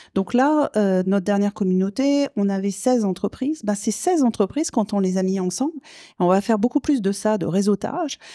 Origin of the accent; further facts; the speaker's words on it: south of France, France; now in Quebec, Canada; Je, je, viens du sud de la France, vous l'entendez à mon accent très gaspésien